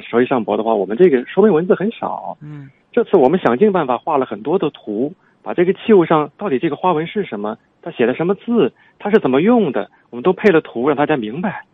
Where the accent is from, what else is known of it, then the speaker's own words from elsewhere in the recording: China; 凭什么我们从文化上互相认可，咱们都是中国人